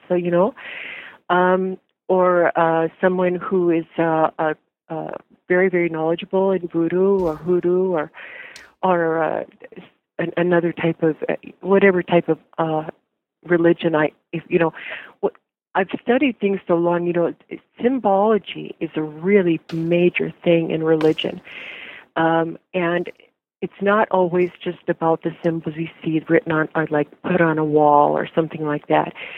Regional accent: North Dakota, United States; I'm from North Dakota originally

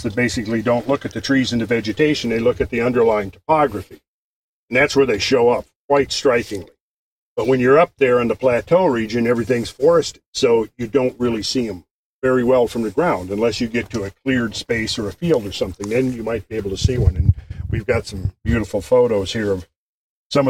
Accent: Minnesota, United States; moved away as an adult; now in Georgia, United States; where I was raised in Minnesota, they talk very distinct from where I live now

